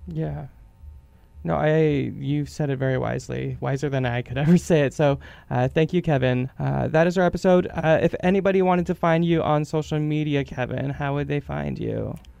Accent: Winnipeg, Manitoba, Canada; we both grew up in the West End.

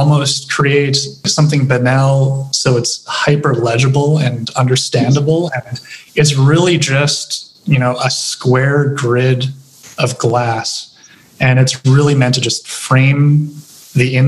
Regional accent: Regina, Saskatchewan, Canada; also born or lived in Winnipeg; I'm from Regina. I grew up in Regina. I was born in Winnipeg

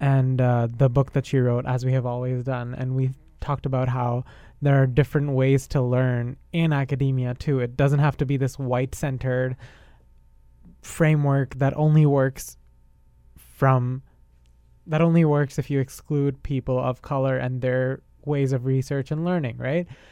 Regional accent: India; now in Canada; I'm not Canadian. I am Indian. I have an Indian citizenship

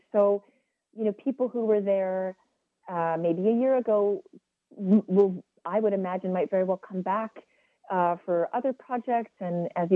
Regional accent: West Coast, British Columbia, Canada; We're both from the West Coast

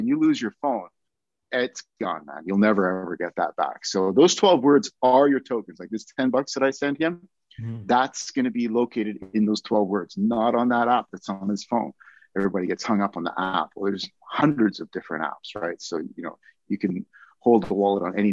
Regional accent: Canada; being a Canadian

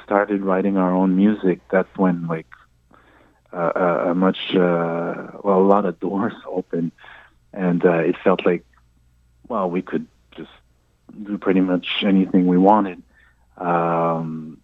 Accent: Japan; now in Montreal, Canada; I was born in Japan. My mom is Japanese, and my dad is French-Canadian.

